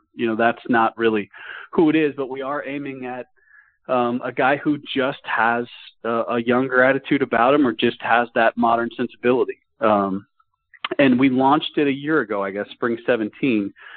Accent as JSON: {"language": "English", "town": "Dallas", "region": "Texas", "country": "United States", "tie": "born or raised there", "said": "my time growing up in the Dallas area"}